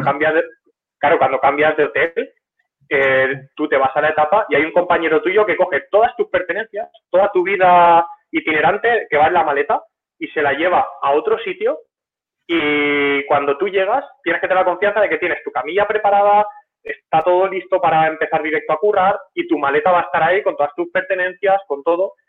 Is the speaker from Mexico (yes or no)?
no; near Rojales, Valencian Community, Spain; Y de mi pueblo a Rojales habrá como 8, kilómetros